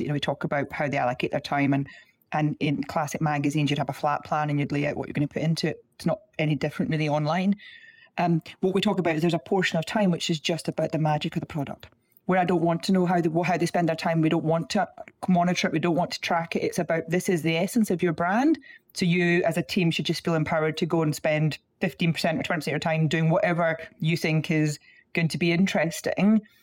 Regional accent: Scotland, United Kingdom; you can tell from the accent, I'm from Scotland

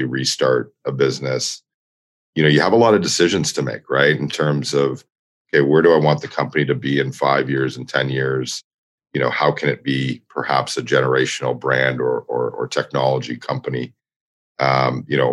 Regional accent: Toronto, Ontario, Canada; moved away as an adult; also born or lived in New York; in my hometown of Toronto

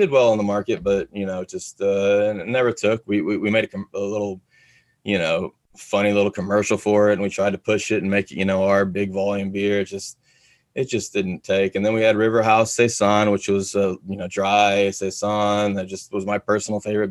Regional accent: Texas, United States; also born or lived in Florida; I'm from Texas.

